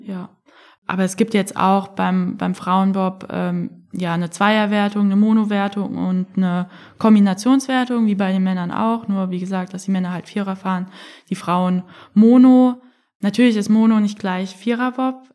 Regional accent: Frankfurt, Hesse, Germany; ich komme ja aus Frankfurt

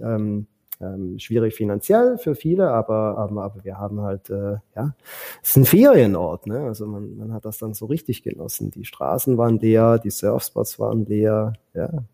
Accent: Switzerland; moved away as an adult; now in Philippines; ich bin ein Schweizer

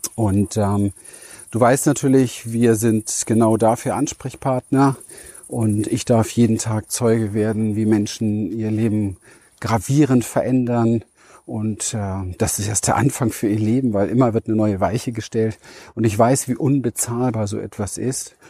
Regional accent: Berlin, Germany; wo ich herkomme, ja. Berliner Mauer, Kind gespielt zwischen Mülltonnen

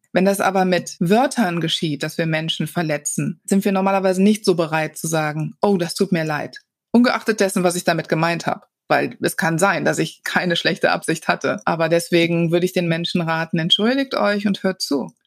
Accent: Wuppertal, North Rhine-Westphalia, Germany; now in Cologne, Germany; ich bin in Wuppertal geboren

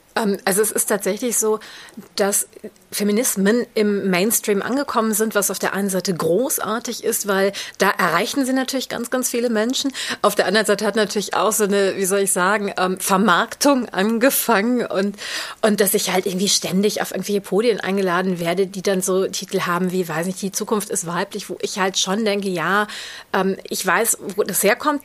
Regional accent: Düsseldorf, North Rhine-Westphalia, Germany; first language German; in Düsseldorf, also meiner Heimatstadt

